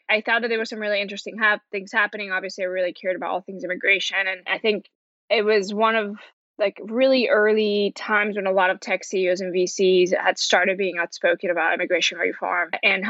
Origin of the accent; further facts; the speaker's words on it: Orlando, Florida, United States; also born or lived in Colombia; So I was born in Colombia. I'm immigrant, came to Florida with my parents when I was 6 years old. And this is where I grew up in Orlando, Florida.